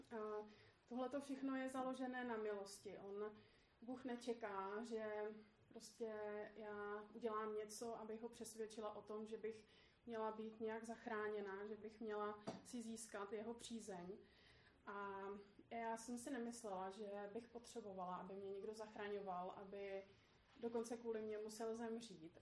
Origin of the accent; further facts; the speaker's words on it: Poděbrady, Central Bohemian Region, Czechia; moved away as an adult; also born or lived in Australia; now in Prague, Czechia; v Poděbradech, odkud pocházím a kde jsou moje rodiče